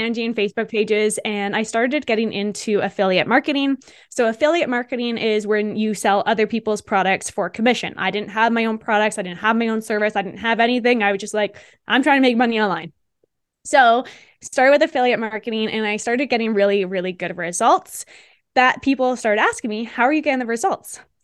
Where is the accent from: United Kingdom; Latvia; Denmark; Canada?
Canada; moved away as an adult; also born or lived in Australia; I'm from Canada.